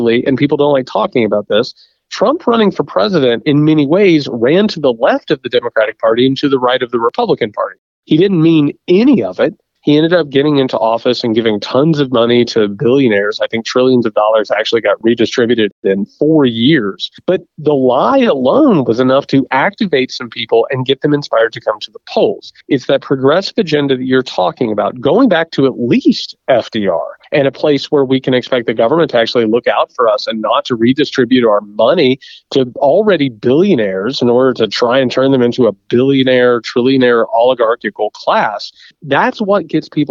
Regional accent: Indiana, United States; Indiana, my home state

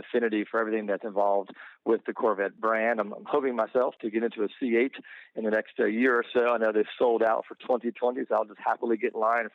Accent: Georgia, United States; moved away as an adult; also born or lived in North Carolina / Louisiana / China / Portland, Oregon; now in Bowling Green, Kentucky, United States; I was born in Georgia

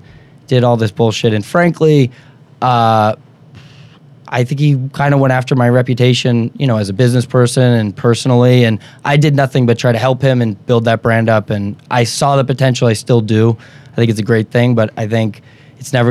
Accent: Somerville, Massachusetts, United States; I grew up in Somerville. I still live here.

